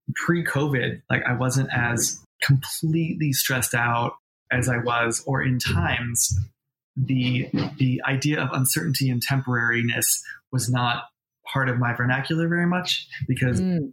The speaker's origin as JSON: {"language": "English", "region": "New York", "country": "United States", "tie": "born or raised there", "also_born_or_lived": "Boston / Los Angeles", "moved": "as an adult"}